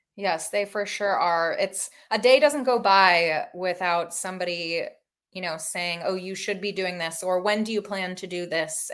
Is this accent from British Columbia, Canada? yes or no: no; Toronto, Ontario, Canada; moved away as an adult; also born or lived in Massachusetts; now in Seminole, Florida, United States; I grew up in Toronto, Ontario, Canada